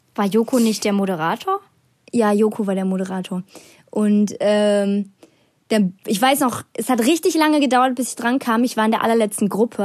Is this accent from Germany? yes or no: yes; Bonn, North Rhine-Westphalia, Germany; ich bin 16 Jahre alt, ich komme aus Bonn